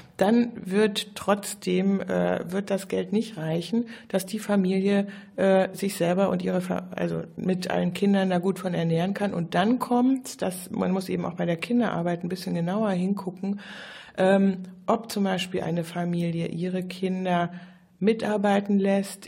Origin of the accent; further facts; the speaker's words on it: Germany; also born or lived in Brazil; wir als Deutsche